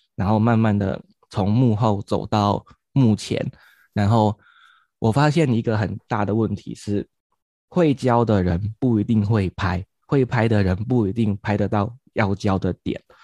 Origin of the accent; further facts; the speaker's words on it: Kaohsiung, Taiwan; 我来自于高雄，现在在冈山国小服务